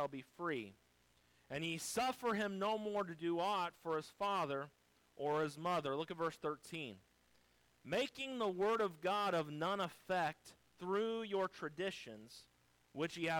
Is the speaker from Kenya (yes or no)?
no; United States